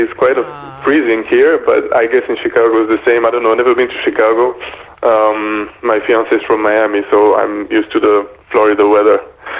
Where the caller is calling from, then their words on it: Belgium; also born or lived in United Kingdom / Paris, France; I'm calling you from Belgium, actually, and not the UK, but it's okay because I stayed in the UK for some time and in Paris, too. So, yeah, but I'm calling from Belgium right now.